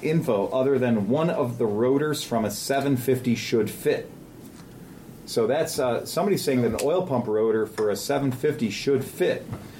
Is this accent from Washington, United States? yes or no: no; Cincinnati, Ohio, United States; I'm from Cincinnati.